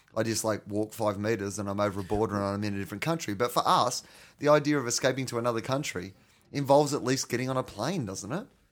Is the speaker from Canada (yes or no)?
no; Australia